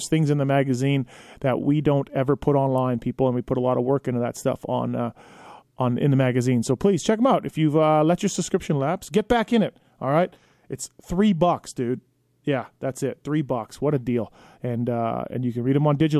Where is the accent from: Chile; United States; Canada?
Canada; my home country of Canada